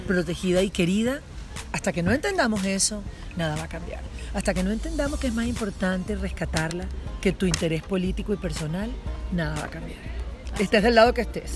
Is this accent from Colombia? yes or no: no; Venezuela; moved away; las venezolanas somos machas